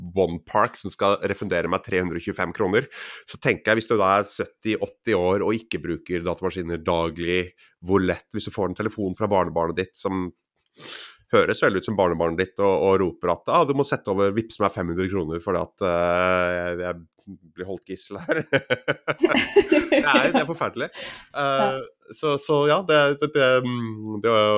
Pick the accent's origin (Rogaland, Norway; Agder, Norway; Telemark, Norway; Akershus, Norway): Agder, Norway; Grimstad; also born or lived in Oslo; jeg er født i Oslo, men oppvokst på Fevik utenfor Grimstad